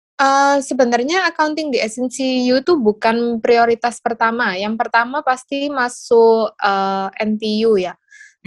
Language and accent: Indonesian; Surabaya, East Java, Indonesia; moved away as an adult; also born or lived in Taiwan / Dubai; asalnya dari Surabaya